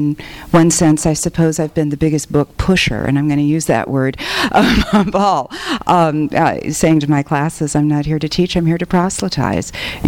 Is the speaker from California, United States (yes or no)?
yes; Los Angeles, California, United States; my family is three generations Boyle Heights and Lincoln Heights, and I grew up in Lincoln Heights